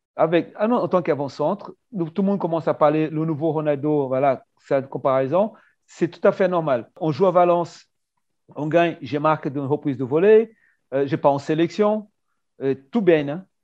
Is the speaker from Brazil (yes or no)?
yes; Brazil; moved away; en tant que Brésilien pour le permis de travail